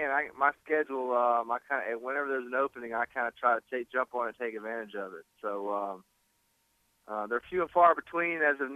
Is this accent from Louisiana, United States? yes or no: yes; Baton Rouge, Louisiana, United States; I was born and raised in Baton Rouge, Louisiana